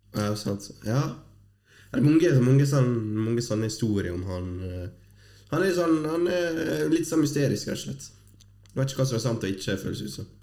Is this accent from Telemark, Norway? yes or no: no; Fosnavåg, Møre og Romsdal, Norway; moved away; Det er ikke så ofte jeg er hjemme i Vågen